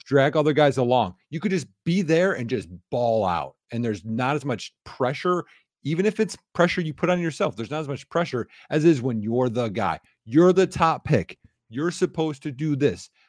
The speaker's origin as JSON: {"language": "English", "region": "Wisconsin", "country": "United States", "said": "I'm from Wisconsin"}